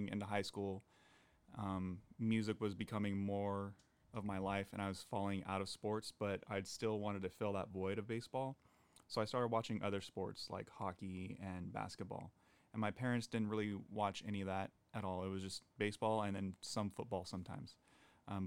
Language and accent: English; Gilroy, California, United States; growing up in Gilroy